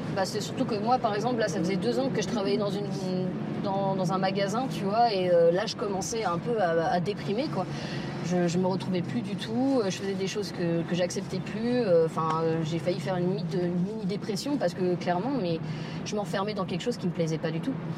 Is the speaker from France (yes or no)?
yes; Paris, Île-de-France, France; j'ai grandi dans le 4e arrondissement de Paris, dans le Marais